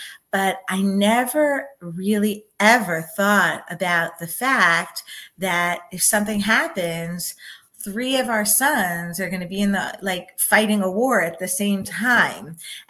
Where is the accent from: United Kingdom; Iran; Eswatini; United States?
United States; Silver Spring, Maryland; moved away as an adult; now in Israel; I grew up in Silver Spring, Maryland. And I was involved in Bnei Kiva my whole life